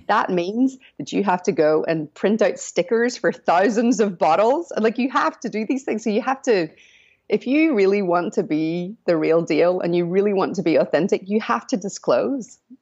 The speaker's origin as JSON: {"language": "English", "region": "Northern Ireland", "country": "United Kingdom", "moved": "yes", "said": "I'm not American. I'm from Northern Ireland"}